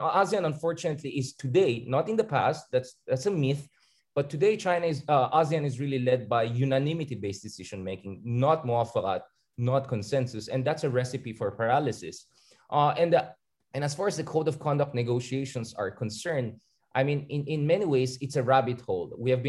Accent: Philippines; as a Filipino and Southeast Asianist

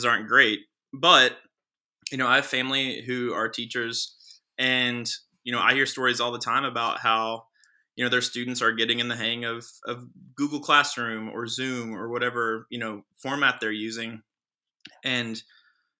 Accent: Johnson County, Kentucky, United States; I'm from Johnson County. I went to Johnson Central High School

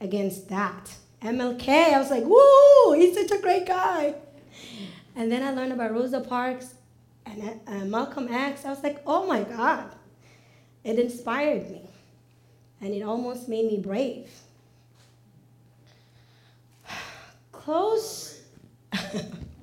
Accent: Mogadishu, Banaadir, Somalia; now in United States; Growing up in Mogadishu, in a large family

